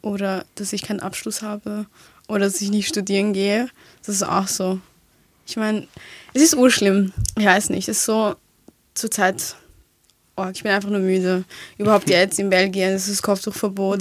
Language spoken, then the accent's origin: German; Vienna, Austria; ich bin ja hier aufgewachsen, das ist ja meine Heimat